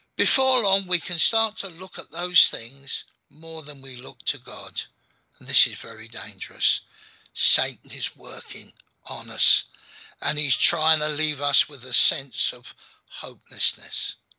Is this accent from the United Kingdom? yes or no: yes; London, United Kingdom; accent: London; I was born in London